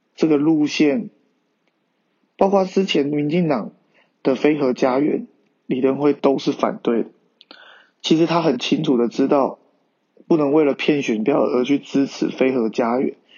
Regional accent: Taiwan; 认同我是一个中国人，也是一个台湾人

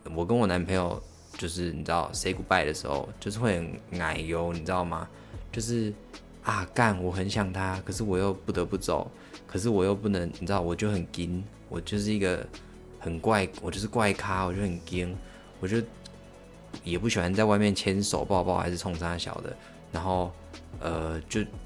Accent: Liuqiu, Pingtung County, Taiwan; moved away; 我小时候都是住在小琉球的

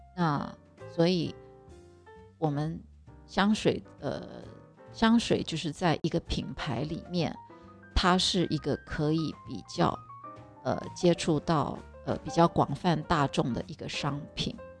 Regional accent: Taiwan; 我们台湾人真的人数太少了

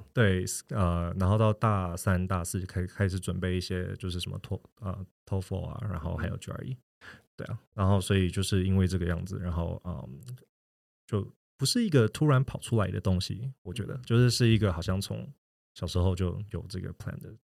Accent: Taiwan; moved away as an adult; also born or lived in New York / Shanghai / Hong Kong; 我是一个土生土长的台湾人，只是说我的二十几岁，啊，可能大部分的时间就都在，啊，四处，就纽约啊，然后上海跟香港流浪

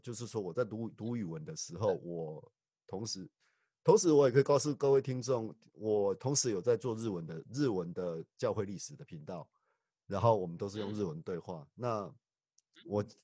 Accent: Taiwan; also born or lived in Tainan, Taiwan; now in Kagawa, Japan; 我们台湾人对于信仰这个部分的话，其实我们对信仰这个部分还是非常地坚贞与虔，虔诚的

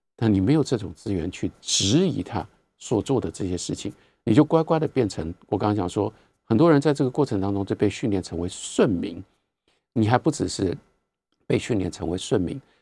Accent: Taiwan; 因为我在台湾成长，我拥有了这样的能力，我有这样的经历

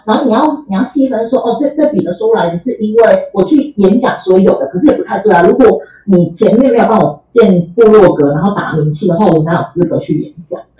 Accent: Tainan, Taiwan; 然后因为我是台南人，所以我本来就住家里。

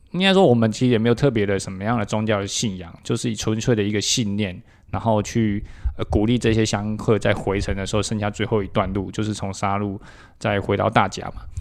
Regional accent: Taipei, Taiwan; moved away as an adult; now in Taichung, Taiwan; 因为我是一个台北人

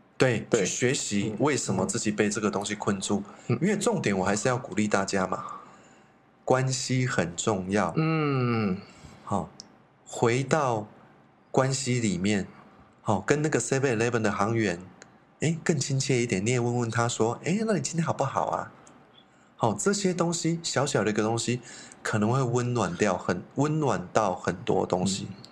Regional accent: Taiwan; 我们台湾人

